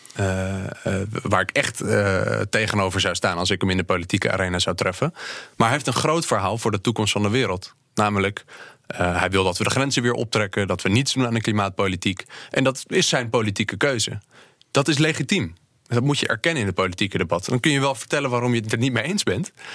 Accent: Netherlands; wij als Nederlanders en Europeanen

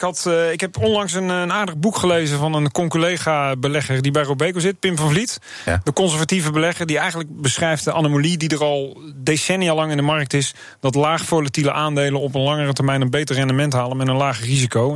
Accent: Netherlands; ik ben Nederlander

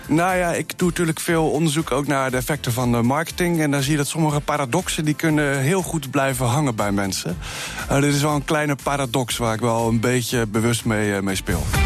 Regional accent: Rotterdam, South Holland, Netherlands; Ik kom uit Rotterdam

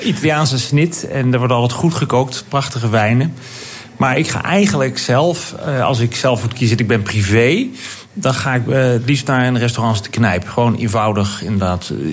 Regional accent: Netherlands; als Nederlanders

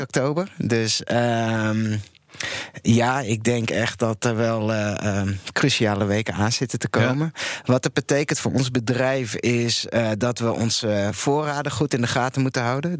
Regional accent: Friesland, Netherlands; nu ben ik zelf een Fries, maar opgevoed door een Limburgse moeder

